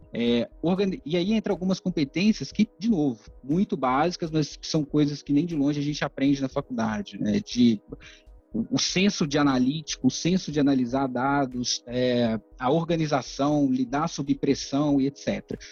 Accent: Ipatinga, Minas Gerais, Brazil; eu sou do interior de Minas, Ipatinga

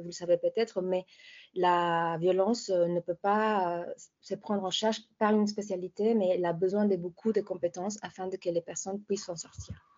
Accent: Mexico; moved away; chez moi au Mexique

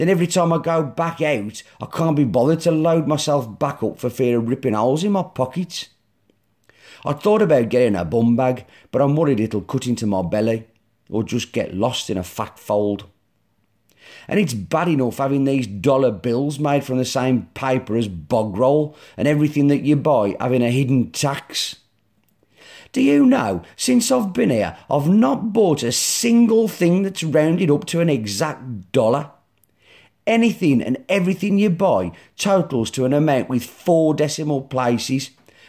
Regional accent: Black Country, West Midlands, United Kingdom; accent: Black Country; my black country accent

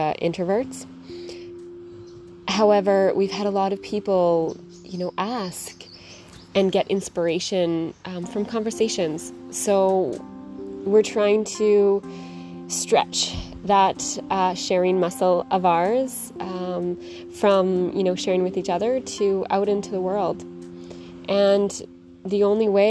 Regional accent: Canada; moved away; we're a Canadian couple traveling the world

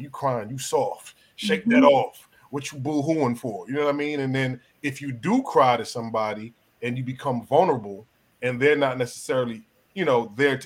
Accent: New York, United States; also born or lived in Jamaica; I came from Jamaica. I was raised in New York

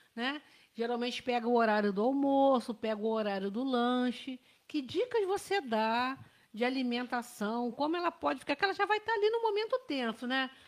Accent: Barra do Piraí, Rio de Janeiro, Brazil; moved away; Sou de Barra do Piraí

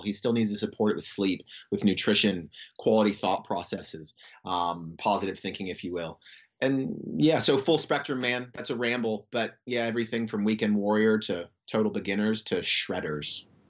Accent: Florida, United States; moved away as an adult; now in Western Australia, Australia; I grew up in Florida

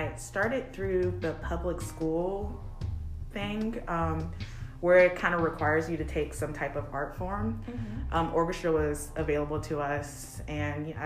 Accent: Columbia, South Carolina, United States; moved away as an adult; also born or lived in Charleston, South Carolina; originally I am from Columbia, South Carolina

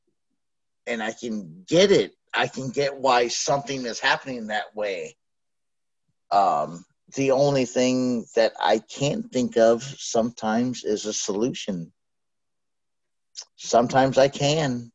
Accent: United States; I'm American.

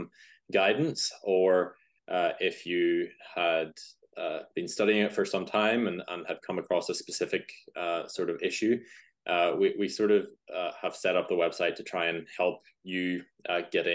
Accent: Northern Ireland, United Kingdom; also born or lived in Belfast; As you can probably hear, if you know accents, I'm from Northern Ireland, just live outside Belfast

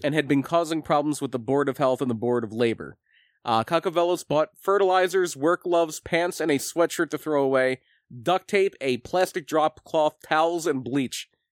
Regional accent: Lima, Pennsylvania, United States; I was born in Lima

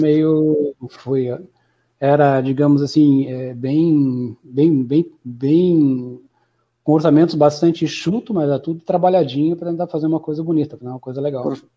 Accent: União da Vitória, Paraná, Brazil; moved away as an adult; now in Florianópolis, Brazil; Sou de União da Vitória, na divisa com Santa Catarina.

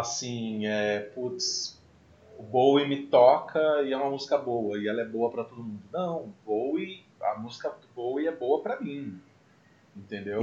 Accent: Mococa, São Paulo, Brazil; Eu sou de Mococa.

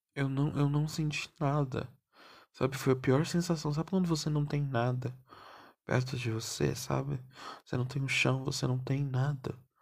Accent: São Paulo, Brazil; eu sou paulistano e meu avô era baiano

